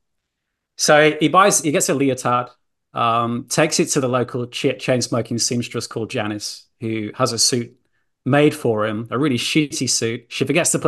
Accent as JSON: {"language": "English", "region": "Yorkshire and the Humber", "country": "United Kingdom", "moved": "yes", "lives_now": "Australia", "said": "I'm a Yorkshire lad."}